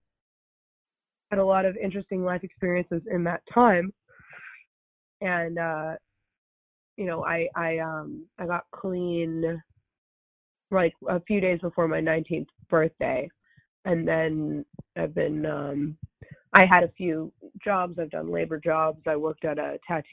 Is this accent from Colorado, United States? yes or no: no; Los Angeles, California, United States; I grew up in the San Fernando Valley